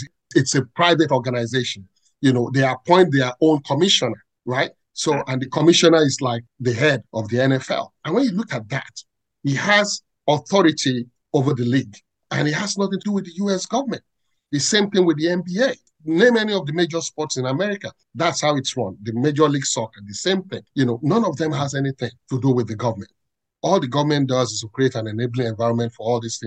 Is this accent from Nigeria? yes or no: yes; Ibadan, Oyo, Nigeria; I grew up in Ibadan, born and bred in Ibadan.